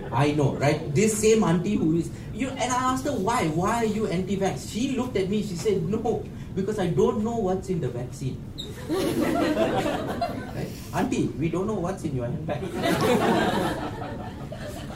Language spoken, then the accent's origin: English; Malaysia; I, as a Malaysian Indian